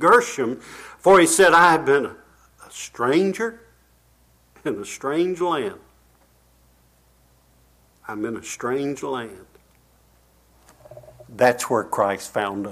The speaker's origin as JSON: {"language": "English", "town": "Rocky Mount", "region": "Virginia", "country": "United States", "tie": "born or raised there", "said": "I was growing up in Rocky Mount, Virginia"}